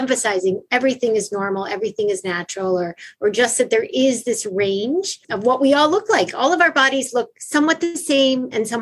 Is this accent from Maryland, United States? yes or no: yes; Baltimore, Maryland, United States; moved away as an adult; also born or lived in Eritrea; I went to an all-girls school growing up in Baltimore, Maryland